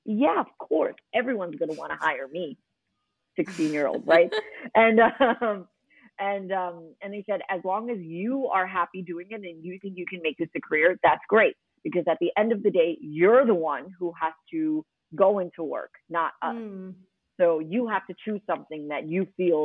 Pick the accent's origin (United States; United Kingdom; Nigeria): United States; New York City, New York; accent: American; moved away as an adult; now in Dubai, United Arab Emirates; I grew up in Queens